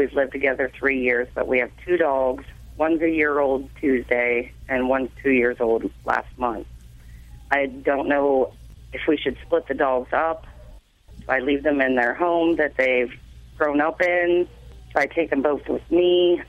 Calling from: Pennsylvania, United States

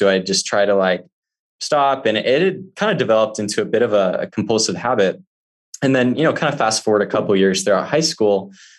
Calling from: Midway, Utah, United States; So I am calling from Midway, Utah. I'm currently house sitting right now for a friend who's out of the country.

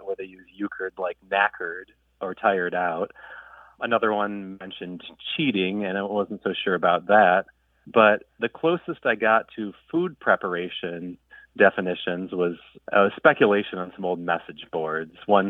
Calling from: Kalamazoo, Michigan, United States; I'm calling from Kalamazoo, Michigan

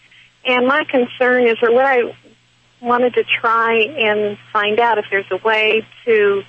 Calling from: Atlanta, Georgia, United States

